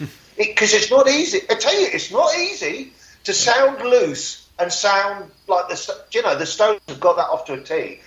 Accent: United Kingdom; accent: British; my British accent sounds the same as my American accent.

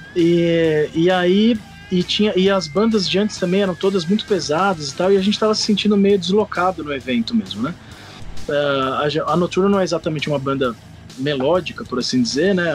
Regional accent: São Paulo, Brazil; also born or lived in Recife; eu vim de São Paulo, sou de São Paulo

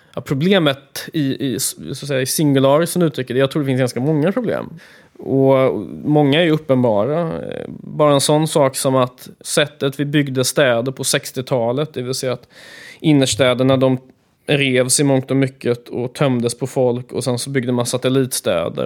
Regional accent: Gothenburg, Västra Götaland, Sweden; Jag älskar Göteborg. Det är min hemstad och här är jag uppvuxen

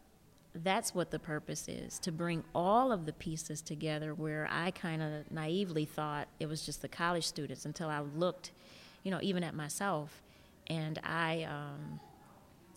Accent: Detroit, Michigan, United States; also born or lived in East Lansing, Michigan; I'm born and raised in Detroit, only went away to go to school.

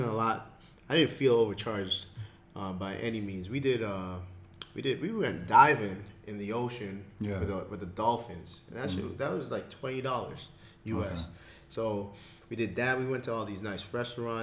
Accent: Jamaica; also born or lived in Canada; now in Abu Dhabi, United Arab Emirates; I'm from Jamaica

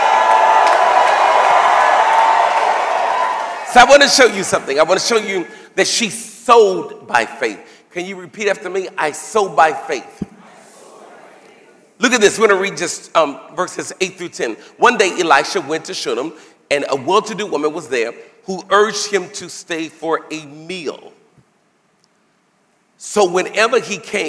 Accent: United States; I'm from America

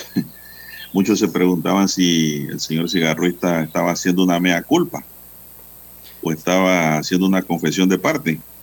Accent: Panama; como panameños

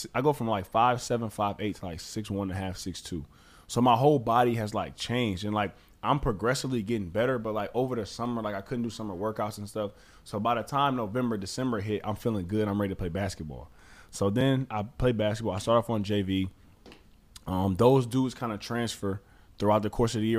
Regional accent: Detroit, Michigan, United States; also born or lived in Southfield, Michigan; I grew up actually in Detroit, and then we actually moved to Southfield

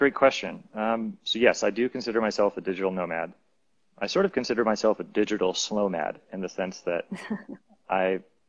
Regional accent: United States; now in Medellin, Colombia; as an American citizen

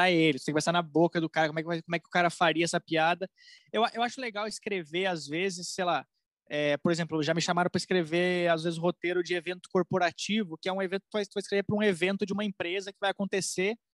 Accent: Rio Grande do Sul, Brazil; now in São Paulo, Brazil; eu cheguei aqui em São Paulo, eu quero ser comediante eu vim do Rio Grande do Sul

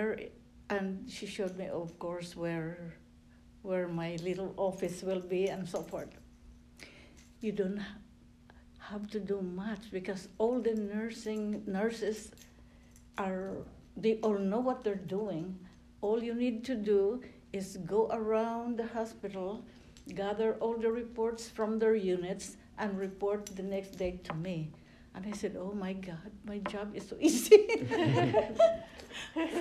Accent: Philippines; first language Tagalog; English is a second language; moved away as an adult; now in United States; I'm Filipino too.

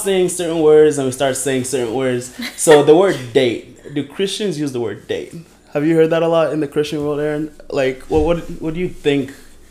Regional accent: Kenya; I'm this Kenyan

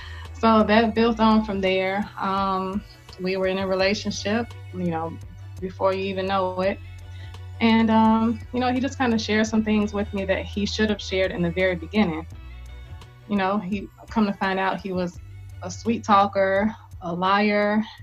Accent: Gary, Indiana, United States; now in Atlanta, United States; I currently reside in Atlanta, Georgia. I'm from Gary, Indiana. I've been living in Atlanta for about 3 years. I attended Indiana University

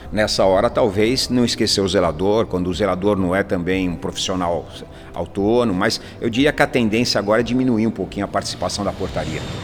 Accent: São Paulo, Brazil; Nasci na Zona Norte, cresci na Zona Norte, estudei na Zona Norte

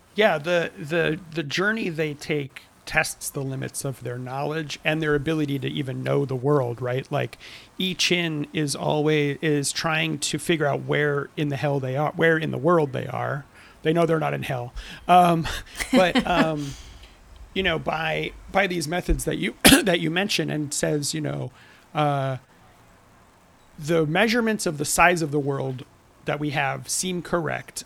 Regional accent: Southern California, United States; I'm from Southern California

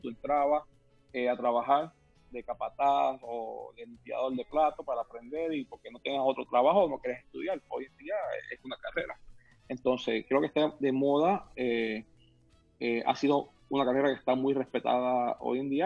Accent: Puerto Rico; now in Miami, United States; Yo me crié en Puerto Rico, una isla del Caribe, comiendo coco, mango, maracuyá, tamarindo, guayaba, lichi

